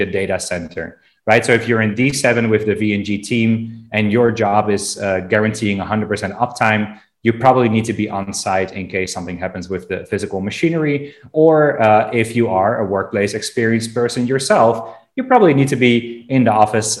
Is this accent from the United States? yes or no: no; Amsterdam, North Holland, Netherlands; in Amsterdam, my hometown.